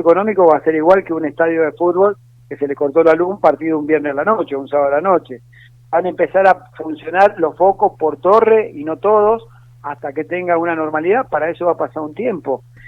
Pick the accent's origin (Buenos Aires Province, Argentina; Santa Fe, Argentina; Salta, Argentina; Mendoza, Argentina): Mendoza, Argentina; moved away as an adult; now in Buenos Aires, Argentina; Yo provengo de un hogar humilde en Mendoza, de una madre que fue empleada doméstica toda su vida y de un padre que fue colectivero